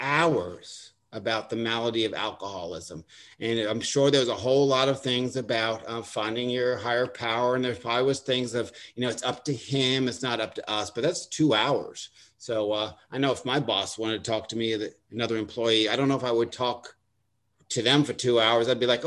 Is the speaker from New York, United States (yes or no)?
yes; Long Island, New York, United States; accent: Long Island; also born or lived in Delaware; Now, I grew up on Long Island, and I grew up with a Long Island accent, and I went to college in Delaware, and they beat the Long Island out of me